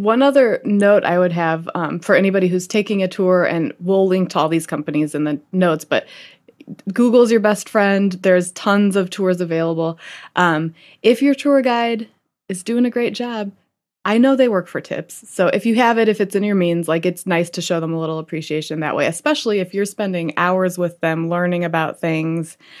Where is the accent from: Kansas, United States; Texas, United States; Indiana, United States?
Indiana, United States; Fort Wayne; now in New York, United States; I grew up in Fort Wayne, Indiana